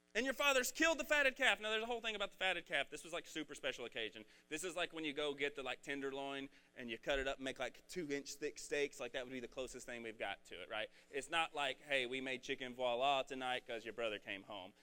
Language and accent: English; Red Oak, United States; I'm from Red Oak and I have a Red Oak education